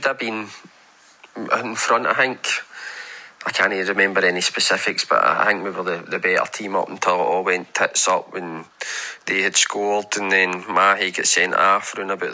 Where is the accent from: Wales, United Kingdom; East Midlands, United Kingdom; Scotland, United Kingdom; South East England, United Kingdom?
Scotland, United Kingdom; Glasgow; Growing up in Tory Glen